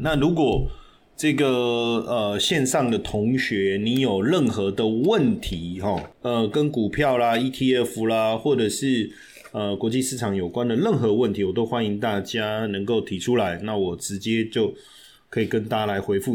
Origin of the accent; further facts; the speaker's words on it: Taiwan; 我们台湾人